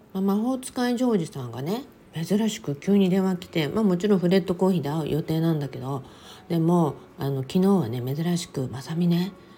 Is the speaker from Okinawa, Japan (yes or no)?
yes; Okinawa, Japan; now in Los Angeles, United States; 私も沖縄生まれ沖縄育ち